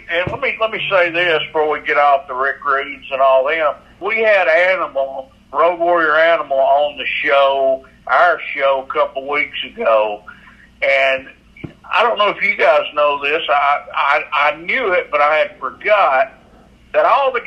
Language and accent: English; Chattanooga, Tennessee, United States; I grew up on Nick Gulas and Harry Thornton Wrestling here in Chattanooga.